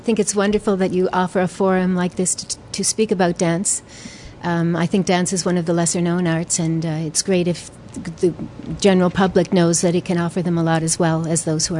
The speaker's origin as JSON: {"language": "English", "town": "Saint John", "region": "New Brunswick", "country": "Canada", "tie": "born or raised there", "moved": "as an adult", "lives_now": "Montreal, Canada", "said": "I come from St. John, New Brunswick, so there weren't many opportunities there."}